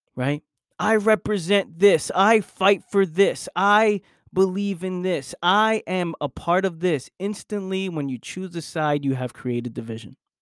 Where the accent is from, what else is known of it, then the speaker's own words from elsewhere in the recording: New York City, New York, United States; I was born and raised in New York